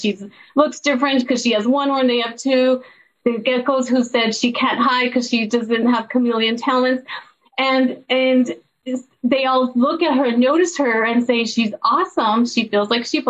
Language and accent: English; El Paso, Texas, United States; I grew up in El Paso, Texas, a border town